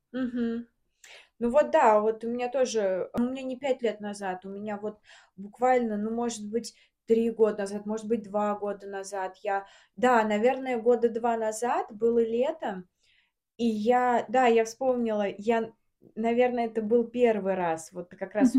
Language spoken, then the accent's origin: Russian; Samara, Samara Oblast, Russia; moved away as an adult; now in Moscow, Russia; мы из Самары, угу. и 22 года я жила в Самаре